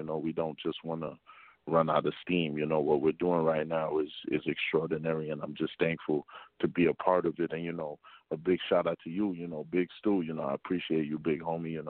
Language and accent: English; Mount Vernon, New York, United States; now in Bronx, United States; I'm from Mount Vernon, New York, but I reside in the Bronx currently.